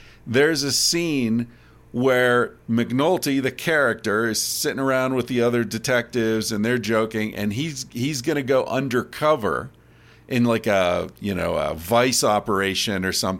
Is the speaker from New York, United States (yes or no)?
no; Pennsylvania, United States; I grew up in Pennsylvania. We said yins as a kid.